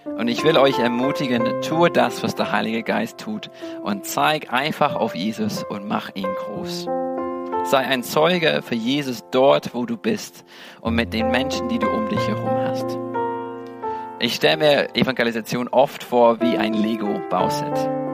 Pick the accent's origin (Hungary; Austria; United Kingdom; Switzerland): United Kingdom; England; German is a second language; moved away as an adult; also born or lived in Germany; now in Dresden, Germany; ich bin Engländer